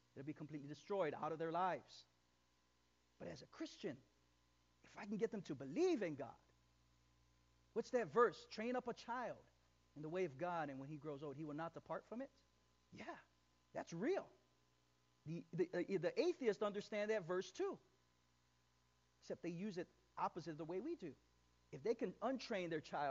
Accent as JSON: {"language": "English", "town": "East Chicago", "region": "Indiana", "country": "United States", "tie": "born or raised there", "said": "my hometown. I'm from East Chicago"}